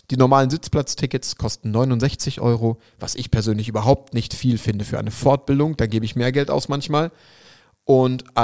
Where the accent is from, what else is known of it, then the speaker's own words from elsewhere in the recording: Schwerte, North Rhine-Westphalia, Germany; Jetzt ist es natürlich in Dortmund beziehungsweise in Schwerte, mitten in NRW, in meiner Heimat.